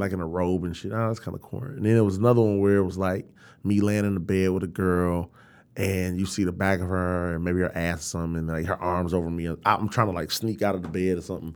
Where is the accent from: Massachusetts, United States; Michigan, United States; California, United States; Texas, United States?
Michigan, United States; Detroit; I'm from Detroit